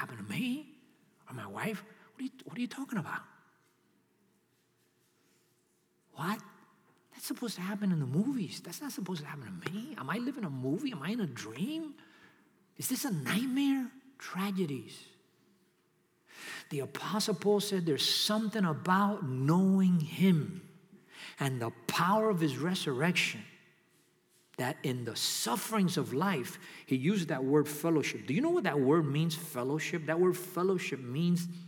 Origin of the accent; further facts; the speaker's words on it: New York City, New York, United States; now in Miami, United States; I'm from New York City